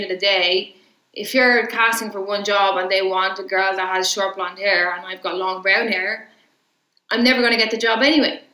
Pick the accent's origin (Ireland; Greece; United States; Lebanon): Ireland; I'm Irish